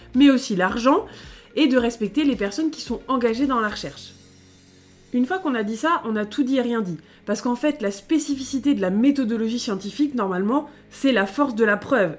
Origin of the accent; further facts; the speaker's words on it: France; on est des Français